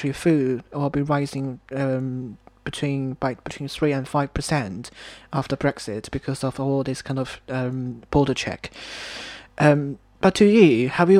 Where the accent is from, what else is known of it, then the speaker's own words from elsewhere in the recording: China; now in United Kingdom; Back home in China, I'm from China.